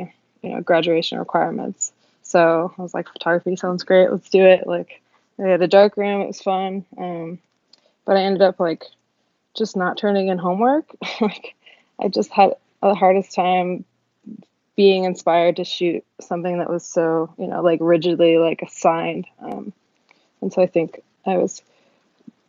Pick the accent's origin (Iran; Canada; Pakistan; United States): United States; Seattle, Washington; I'm from Seattle, Washington. Born and raised